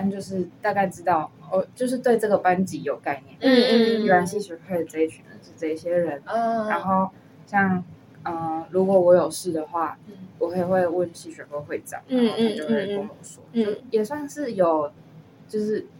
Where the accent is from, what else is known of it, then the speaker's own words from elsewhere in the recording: Kaohsiung, Taiwan; moved away as an adult; 因为我是高雄人